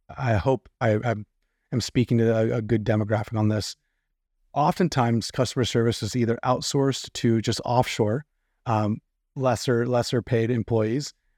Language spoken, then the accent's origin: English; California, United States; myself as a Californian